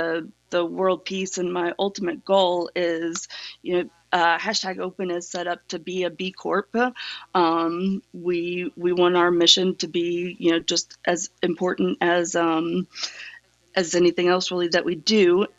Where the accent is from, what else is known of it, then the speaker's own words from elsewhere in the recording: the South, United States; So, my background, you know, I'm from the South, and I was raised Southern Baptist.